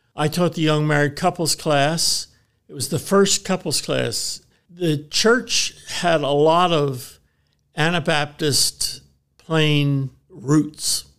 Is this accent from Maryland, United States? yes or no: yes; Baltimore, Maryland, United States; moved away as an adult; now in Lancaster, United States; I grew up in Baltimore as part of a brand new church plant